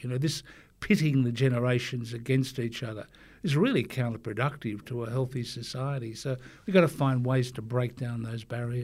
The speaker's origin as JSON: {"language": "English", "town": "Forster", "region": "New South Wales", "country": "Australia", "tie": "born or raised there", "said": "my time as a growing up in Foster, being on the surfboard"}